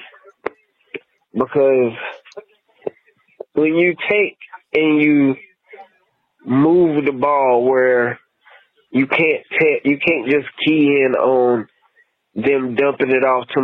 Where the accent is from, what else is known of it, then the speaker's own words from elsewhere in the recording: Lumberton, North Carolina, United States; moved away as an adult; now in Washington, United States; I'm from the North Carolina area, from Lumberton, North Carolina.